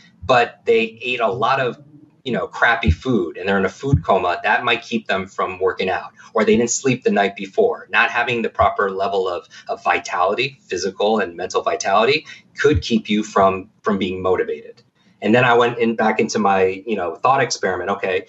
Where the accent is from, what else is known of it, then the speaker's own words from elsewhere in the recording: Northeast, United States; I grew up in the Northeast.